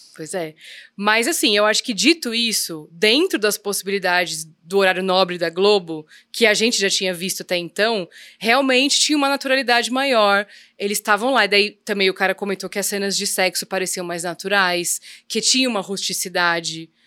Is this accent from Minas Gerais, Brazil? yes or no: no; São Paulo, Brazil; nascida e criada em São Paulo